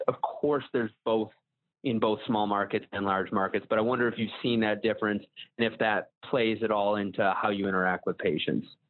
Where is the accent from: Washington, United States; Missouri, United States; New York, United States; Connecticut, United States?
New York, United States; Buffalo; I'm from Buffalo, New York.